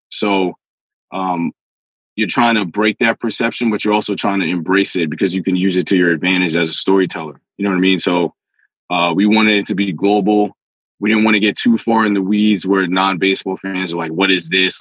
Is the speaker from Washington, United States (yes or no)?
no; New York City, New York, United States; I'm from the Bronx